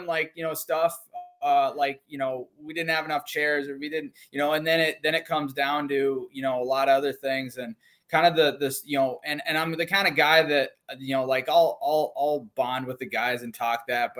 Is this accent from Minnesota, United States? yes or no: yes; Minnesota, United States; so I'm from Minnesota, and I just shot limited and open nationals.